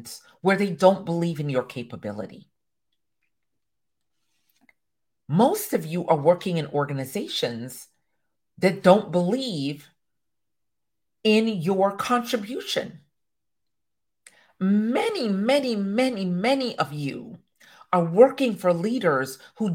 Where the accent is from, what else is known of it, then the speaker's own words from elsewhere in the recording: Jamaica; I am a Jamaican woman to my core.